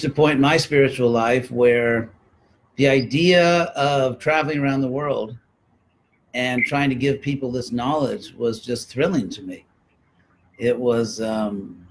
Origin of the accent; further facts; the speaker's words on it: California, United States; also born or lived in Berkeley; I'm from California